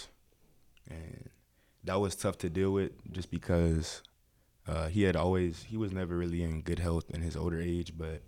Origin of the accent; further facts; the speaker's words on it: Tallahassee, Florida, United States; also born or lived in Texas; now in Pensacola, United States; I'm from Tallahassee, Florida